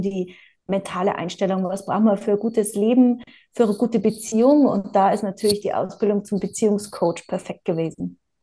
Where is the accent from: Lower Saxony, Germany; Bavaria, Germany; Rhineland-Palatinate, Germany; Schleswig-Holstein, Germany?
Bavaria, Germany; now in South Tyrol, Italy; Ich bin gebürtig aus Bayern und lebe jetzt aber schon ganz lang in Südtirol